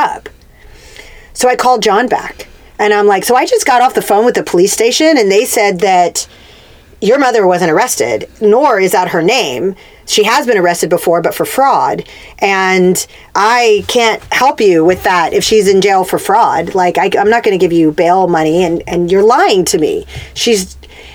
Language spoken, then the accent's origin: English; Corpus Christi, Texas, United States; moved away; also born or lived in California; I grew up in Corpus Christi, but we also had a ranch like 30 minutes outside of town